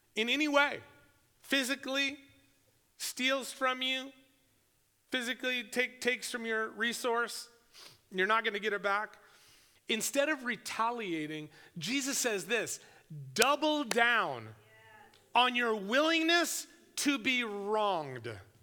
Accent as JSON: {"language": "English", "country": "United States", "said": "I'm, I'm an American"}